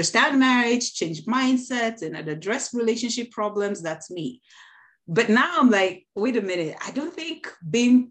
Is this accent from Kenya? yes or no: yes; Kenya; I'm from the African culture, Kenyan culture to be specific. I am Kenyan.